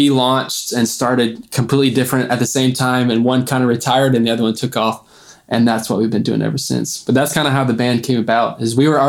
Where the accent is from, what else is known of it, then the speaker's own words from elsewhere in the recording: Missouri, United States; we're from Missouri